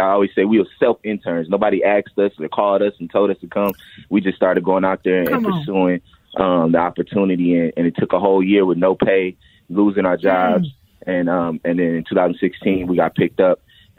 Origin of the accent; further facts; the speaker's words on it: Minneapolis, Minnesota, United States; I'm from North Minneapolis. I've been an entrepreneur since I was 15 years old. I'm now 30 years old.